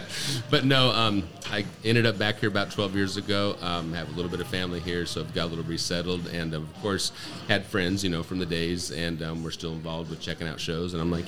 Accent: Auburn, California, United States; moved away as an adult; I grew up in Auburn.

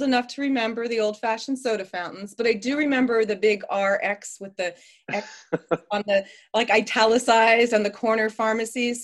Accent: East Coast, United States; moved away; I grew up on the East Coast

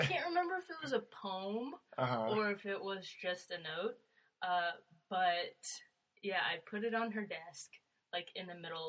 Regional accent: Shipman, Illinois, United States; also born or lived in Virginia; So I was born in Virginia. Okay. And then stayed in Illinois, lived in Illinois with my mom.

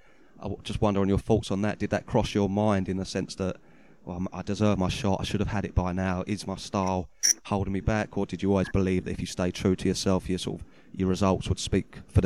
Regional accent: United Kingdom; As a Brit, wrestling, it's not what we're necessarily known for.

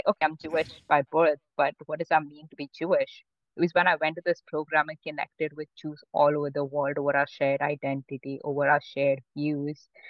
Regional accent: Mumbai, Maharashtra, India; also born or lived in Pune; I grew up in Mumbai, my whole family did

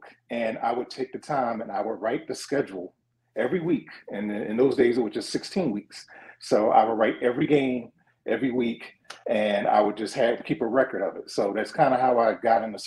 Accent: Philadelphia, Pennsylvania, United States; I'm from Philadelphia, from West Philly. For those familiar, kind of that's Cobbs Creek. So, okay. West Philly kid, just growing up, went to John Bartram High School in Southwest Philly

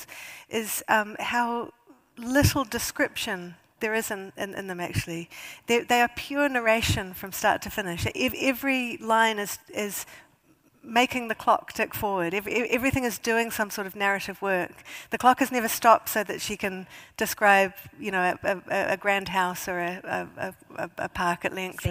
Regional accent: New Zealand; moved away as an adult; now in United Kingdom; as a New Zealander

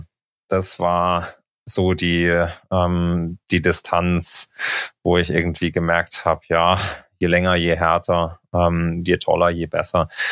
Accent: Thuringia, Germany; moved away as an adult; also born or lived in Leipzig / Berlin / Munich; now in Girona, Spain; bin aufgewachsen in Thüringen

